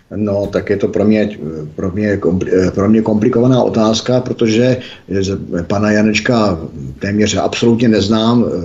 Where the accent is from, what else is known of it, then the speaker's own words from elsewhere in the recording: Czechia; já jsem Čech